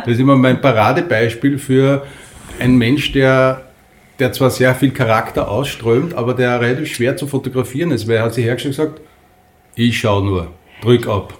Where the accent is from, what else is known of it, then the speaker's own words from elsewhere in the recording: Upper Austria, Austria; accent: Upper Austrian; ich bin zweisprachig aufgewachsen, nämlich Oberösterreichisch ja. und Österreichisch